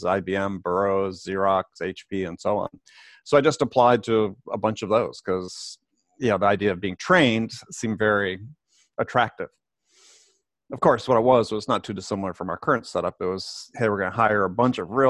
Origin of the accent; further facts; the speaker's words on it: Madison, Wisconsin, United States; moved away as an adult; also born or lived in San Diego / New York; I grew up in Wisconsin